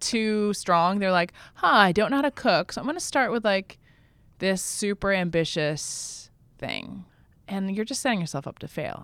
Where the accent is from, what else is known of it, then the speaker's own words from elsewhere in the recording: Vermont, United States; in my hometown in Vermont